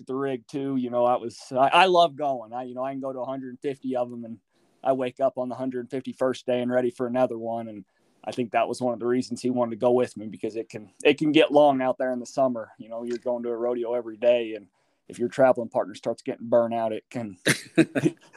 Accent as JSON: {"language": "English", "town": "Randolph", "region": "Utah", "country": "United States", "said": "I'm from Randolph, Utah. It's kind of northeastern corner of Utah"}